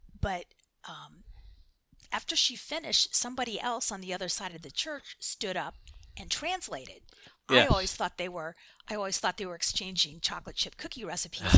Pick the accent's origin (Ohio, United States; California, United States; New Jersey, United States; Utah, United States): Ohio, United States; Chesapeake; I grew up in Chesapeake, Ohio